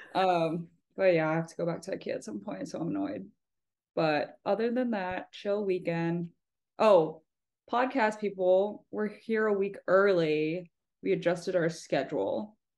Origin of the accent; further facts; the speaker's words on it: Texas, United States; now in Boston, United States; I'm from Texas